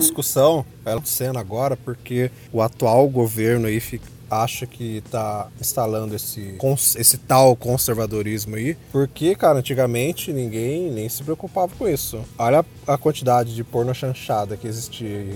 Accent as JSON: {"language": "Portuguese", "country": "Brazil", "said": "somos nós, brasileiros"}